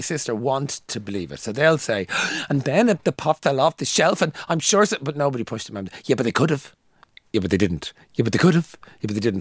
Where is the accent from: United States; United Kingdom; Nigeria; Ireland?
Ireland; Dublin, Leinster; when I grew up in Coolock